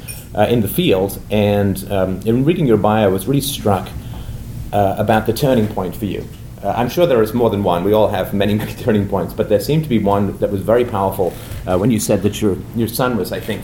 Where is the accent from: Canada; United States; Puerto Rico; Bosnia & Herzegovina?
Canada; I'm from Canada